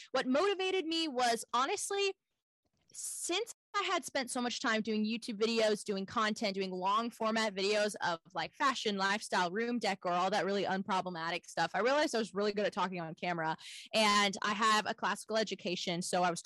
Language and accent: English; Houston, Texas, United States; also born or lived in Los Angeles; I grew up homeschooled in Texas, in Houston, actually